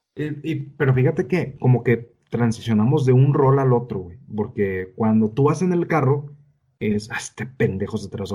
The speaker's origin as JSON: {"language": "Spanish", "country": "Mexico", "said": "las costumbres extrañas que tenemos en México que nos delatan como mexicanos"}